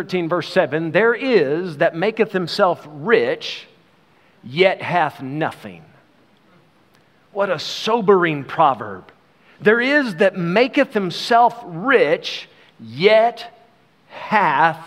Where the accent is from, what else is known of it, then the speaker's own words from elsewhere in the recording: United States; now in South Africa; We are American citizens